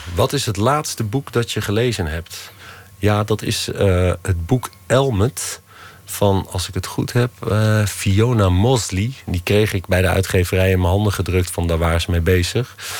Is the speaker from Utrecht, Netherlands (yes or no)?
no; Loosdrecht, North Holland, Netherlands; waar ik opgegroeid ben